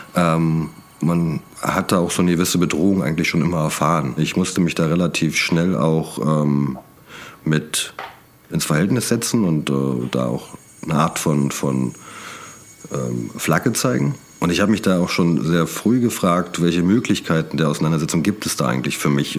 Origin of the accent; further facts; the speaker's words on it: Brandenburg, Germany; moved away as an adult; also born or lived in Berlin; Ich bin aus Brandenburg, ähm, bin da auch groß geworden, später nach Berlin gezogen